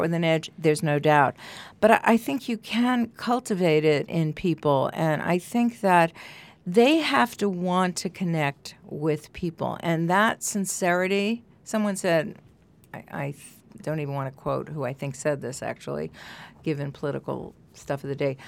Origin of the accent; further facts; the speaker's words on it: New York, United States; moved away as an adult; also born or lived in Amherst, Massachusetts; when I first moved here, I was from New York originally, and then I lived in Amherst, Mass